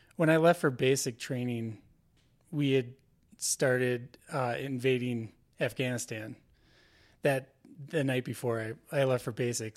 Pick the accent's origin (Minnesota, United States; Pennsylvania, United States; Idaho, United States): Minnesota, United States; Twin Cities, Saint Paul, Minneapolis area; I'm from the Twin Cities, uh, Saint Paul, Minneapolis area. Uh, I grew up there